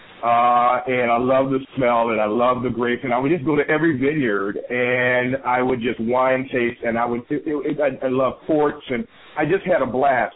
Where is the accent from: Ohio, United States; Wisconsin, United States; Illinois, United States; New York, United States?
Illinois, United States; Chicago; now in California, United States; I'm originally from Chicago, and I moved to California